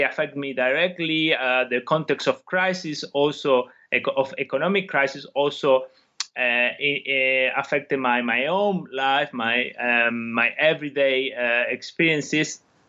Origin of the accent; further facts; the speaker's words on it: Argentina; moved away as an adult; now in United Kingdom; I come from Argentina, and that's why I had a particular interest in this country initially in my academic career. I studied sociology in Argentina, then I came to the UK to do my PhD